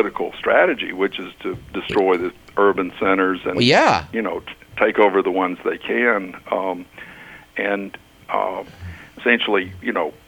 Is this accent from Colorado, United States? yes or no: no; Macon, Georgia, United States; I was raised in Macon, Georgia, one of the capitals of the Lost Cause